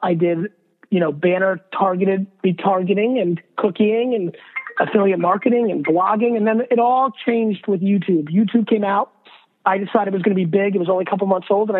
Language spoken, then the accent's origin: English; New Jersey, United States; born or raised there; also born or lived in Russia